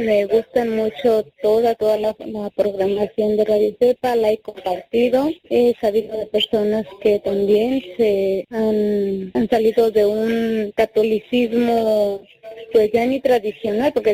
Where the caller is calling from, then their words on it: Santa Maria, California, United States; usted lo escucho aquí en Santa María por internet, en Santa María, California.